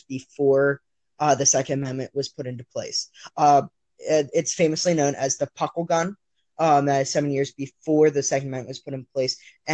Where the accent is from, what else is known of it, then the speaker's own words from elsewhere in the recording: Texas, United States; moved away; I'm originally from Texas